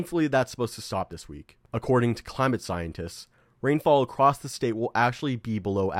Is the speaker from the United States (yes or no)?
yes; California, United States; moved away; back in my home state of California